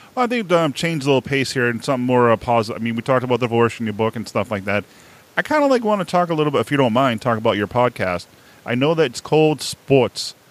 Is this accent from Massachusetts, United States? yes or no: yes; Boston, Massachusetts, United States; accent: Boston; now in New Hampshire, United States; I'm right around Boston, but I mi-, live in the state of New Hampshire right now